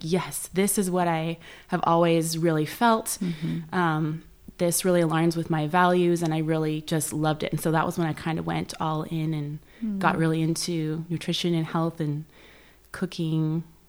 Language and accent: English; San Jose, California, United States; San Jose.